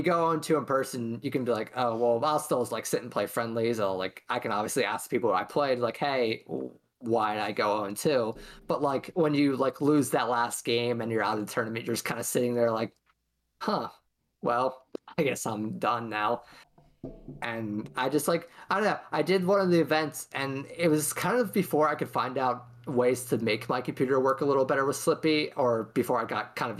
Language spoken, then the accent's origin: English; West York, Pennsylvania, United States; I'm from West York High School, which is about an hour down from Lancaster.